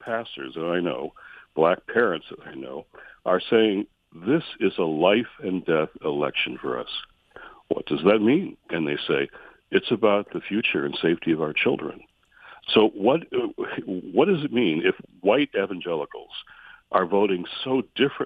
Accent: Michigan, United States; my home state of Michigan

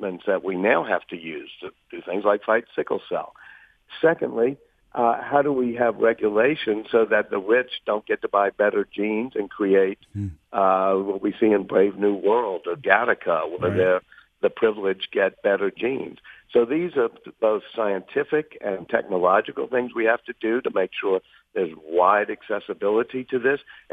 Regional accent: New Orleans, Louisiana, United States; I'm here in New Orleans, my hometown.

